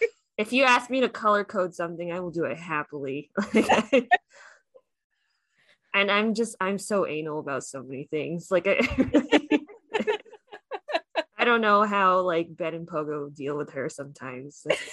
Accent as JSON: {"language": "English", "country": "Philippines", "said": "They're Filipino. Did you know that? I'm Filipino. We should support them."}